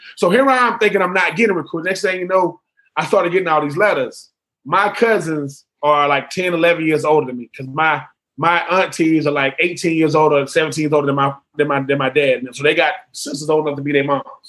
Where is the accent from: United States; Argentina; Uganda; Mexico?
United States; Swainsboro, Georgia; also born or lived in Augusta, Georgia; I'm from Swainsboro, Georgia